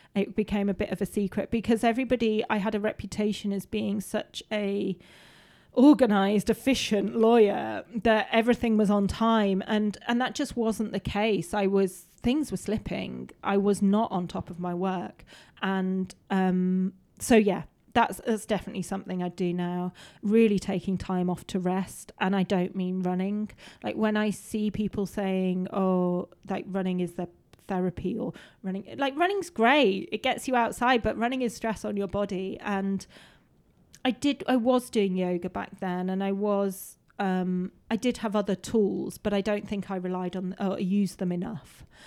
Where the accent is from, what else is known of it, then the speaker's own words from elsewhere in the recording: Peak District, East Midlands, United Kingdom; I grew up in the Peak District. I grew up roaming around these hills